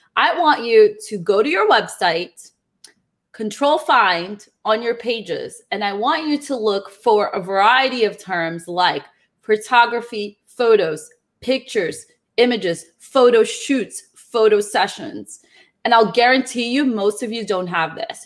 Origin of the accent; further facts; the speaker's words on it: Brazil; moved away; also born or lived in New Jersey; I'm originally from Brazil.